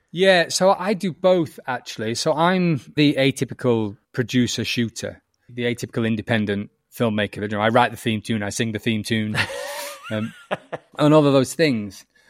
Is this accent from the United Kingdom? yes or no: yes; the north of England, United Kingdom; accent: northern; I'm northern. You might notice that from my accent